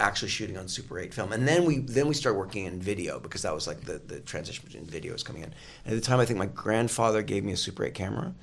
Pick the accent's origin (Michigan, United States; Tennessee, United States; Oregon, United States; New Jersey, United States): Oregon, United States; moved away as an adult; also born or lived in England / Eagle Point, Oregon / New York / Los Angeles; I grew up in Oregon, and I lived in England for a while as well.